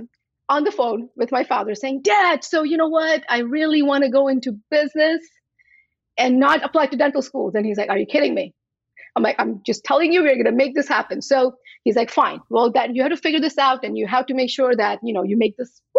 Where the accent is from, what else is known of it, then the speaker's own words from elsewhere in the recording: U.S. Virgin Islands; also born or lived in India / New Jersey; now in Washington State, United States; I was born in India. I grew up in St. Thomas in the US Virgin Islands.